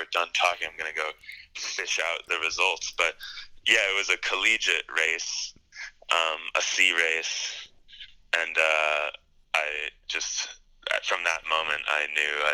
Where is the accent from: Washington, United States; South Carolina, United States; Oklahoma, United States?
Washington, United States; Pacific Northwest; I grew up in the Pacific Northwest in Washington.